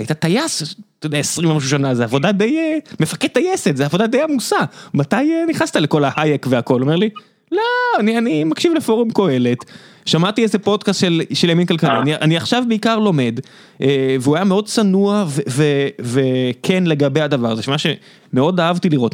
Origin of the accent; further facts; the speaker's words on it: Beersheba, Southern District, Israel; גדלתי בבאר שבע בסביבה שהרוב היו די דתיים